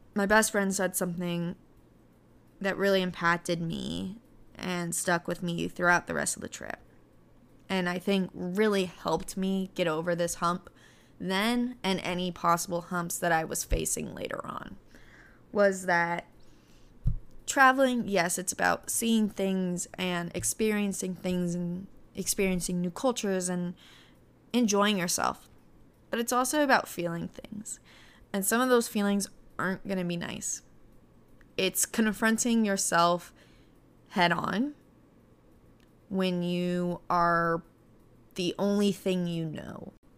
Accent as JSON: {"language": "English", "country": "United States", "tie": "born or raised there", "said": "growing up in the American school system"}